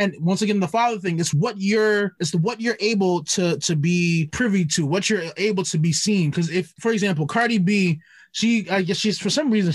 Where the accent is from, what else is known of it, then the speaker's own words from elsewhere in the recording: New York City, New York, United States; growing up in Brooklyn